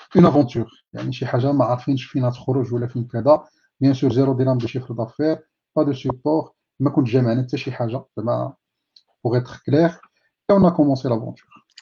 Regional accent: Taza, Fès-Meknès, Morocco; born or raised there; also born or lived in Sefrou / Midar

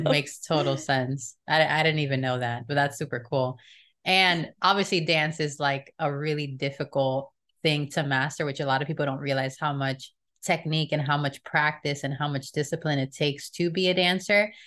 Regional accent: Miami, Florida, United States; we grew up in Miami, so there's a lot of Hispanic people there

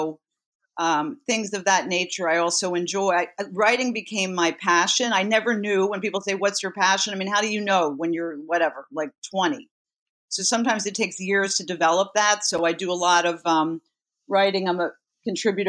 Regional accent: Philadelphia, Pennsylvania, United States; now in New York City, United States; I grew up in Philadelphia.

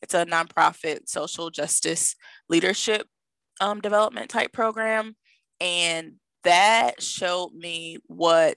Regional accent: Milwaukee, Wisconsin, United States; my hometown of Milwaukee

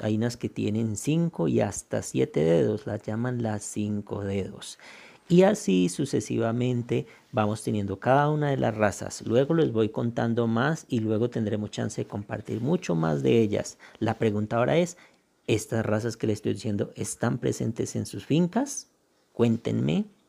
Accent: Tolima, Colombia; soy un campesino del Tolima que desde hace unos 24 años

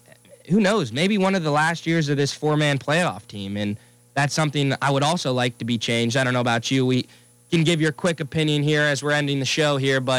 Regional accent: Pittsburgh, Pennsylvania, United States; also born or lived in Ohio; I am from Pittsburgh. Shout out all my Yinzers.

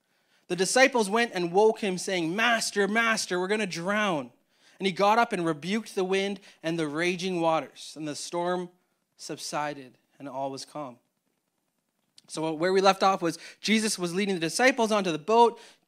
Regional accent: Winnipeg, Manitoba, Canada; so me and Tay, we grew up in Winnipeg, Manitoba, and the paths that we got to get to Toronto were vastly different.

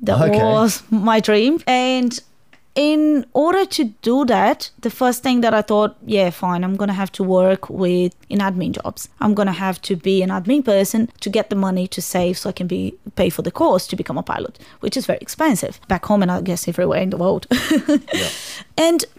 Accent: São Paulo, Brazil; English is a second language; also born or lived in Fortaleza; I was raised in Fortaleza for a couple of years, or probably 3 years, then back to São Paulo again.

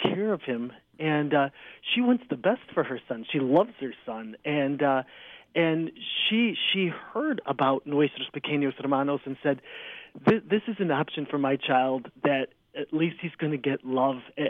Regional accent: Chicago, Illinois, United States; also born or lived in Joliet; I was born and raised in Chicago, in the Church of Chicago

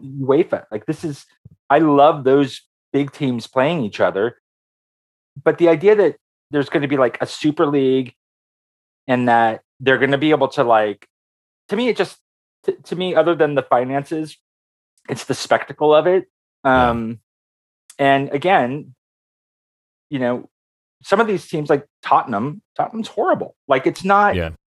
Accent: Oakland, California, United States; my formative years are in Oakland

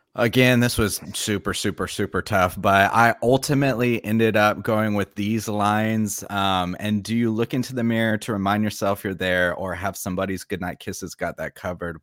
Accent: Florida, United States; moved away as an adult; now in South Korea; I am from Florida

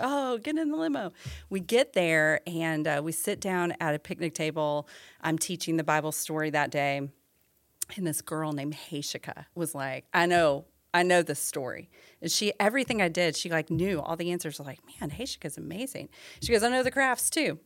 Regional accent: Illinois, United States; I'm from Illinois

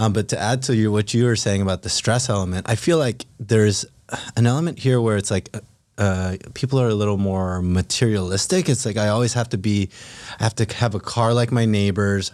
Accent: Philippines; moved away; also born or lived in California; I grew up in the Philippines, moved to California with a single mom and a younger

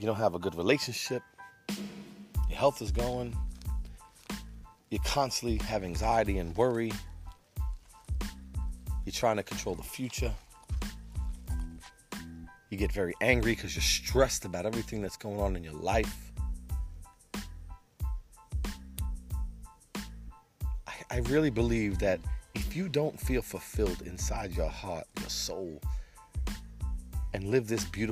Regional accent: New York City, New York, United States; I'm from Brooklyn, New York. Been around for a while. Grew up on the streets of Brooklyn in the 70s, 80s, and 90s

